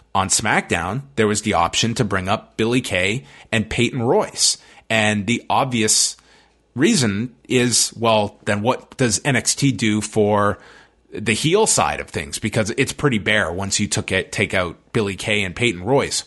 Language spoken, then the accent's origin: English; Toronto, Ontario, Canada; my hometown of Toronto.